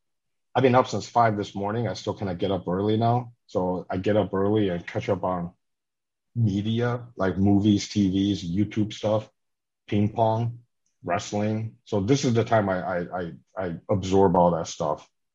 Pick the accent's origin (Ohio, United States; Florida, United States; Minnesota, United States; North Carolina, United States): Minnesota, United States; I grew up in Minnesota. That's where my family moved to.